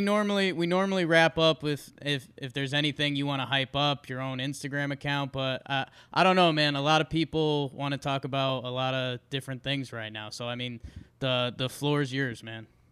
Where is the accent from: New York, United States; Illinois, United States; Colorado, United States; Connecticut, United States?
Connecticut, United States; moved away; also born or lived in Dallas; I grew up in Connecticut